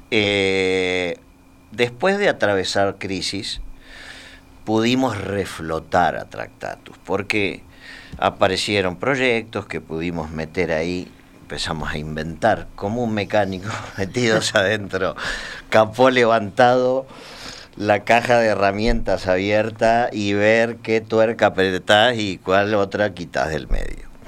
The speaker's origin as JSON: {"language": "Spanish", "country": "Argentina", "also_born_or_lived": "Spain / Uruguay", "said": "Yo soy más que argentino, soy argentino, español y uruguayo, porque he"}